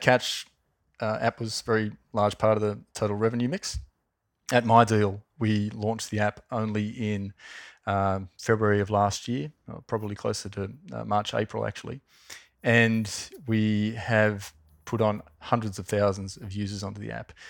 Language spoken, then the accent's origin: English; Wollongong, New South Wales, Australia; I grew up in Wollongong